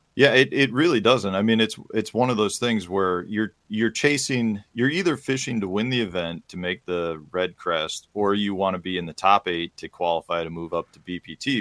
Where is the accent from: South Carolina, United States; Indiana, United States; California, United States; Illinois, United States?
Illinois, United States; Chicago; I grew up in Chicago